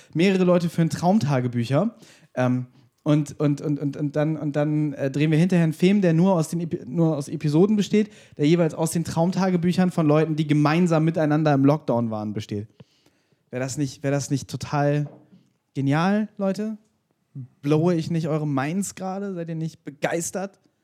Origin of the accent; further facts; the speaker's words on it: Germany; ich bin Deutscher